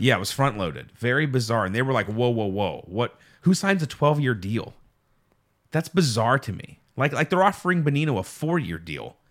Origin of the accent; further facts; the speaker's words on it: Pittsburgh, Pennsylvania, United States; we're, we're from Pittsburgh